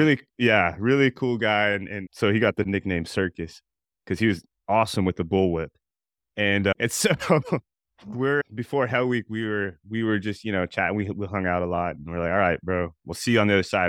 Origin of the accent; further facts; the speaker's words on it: Albuquerque, New Mexico, United States; I grew up in Albuquerque, New Mexico